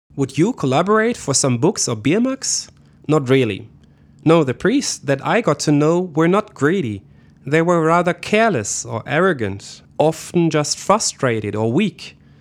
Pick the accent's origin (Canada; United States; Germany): Germany; West Germany; I didn't grow up in East Germany. I am from the West